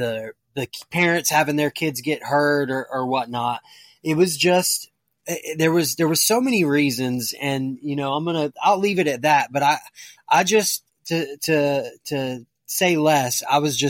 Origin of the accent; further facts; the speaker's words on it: United States; I am American